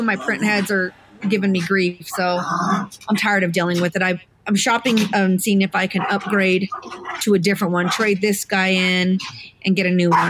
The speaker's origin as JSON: {"language": "English", "region": "Colorado", "country": "United States", "said": "It's like, I'm from Colorado."}